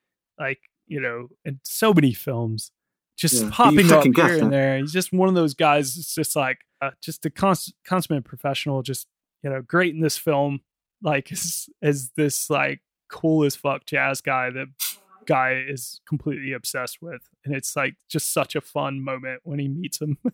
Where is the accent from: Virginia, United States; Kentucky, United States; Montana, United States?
Virginia, United States; Danville; I'm from Danville, VA.